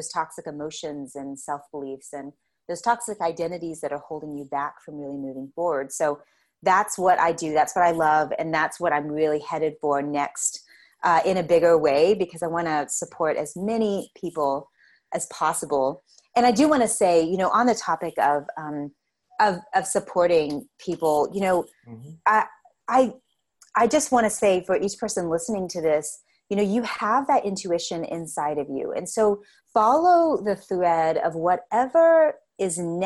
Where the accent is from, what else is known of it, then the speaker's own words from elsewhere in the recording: Lubbock, Texas, United States; here in West Texas, you know, in my hometown in Lubbock